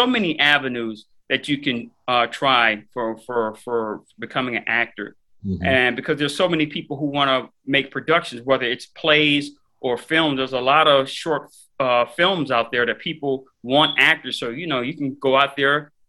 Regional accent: Miami, Florida, United States; I'm in Miami, born and raised. I grew up here

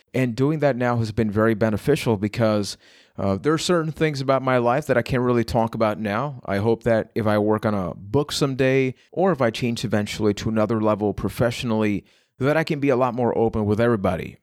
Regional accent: Puerto Rico; I am from Puerto Rico

